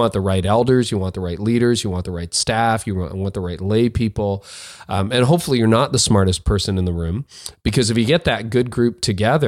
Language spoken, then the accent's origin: English; Canada; I'm a Canadian